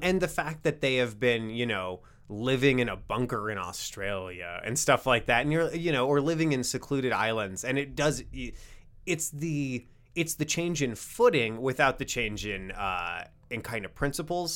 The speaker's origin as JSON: {"language": "English", "town": "Rapid City", "region": "South Dakota", "country": "United States", "tie": "born or raised there", "said": "I grew up in Rapid City"}